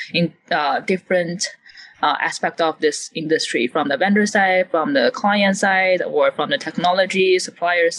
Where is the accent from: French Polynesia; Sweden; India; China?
China; English is a second language; also born or lived in Guangzhou, China / Monterey, United States; I am Chinese, I'm from China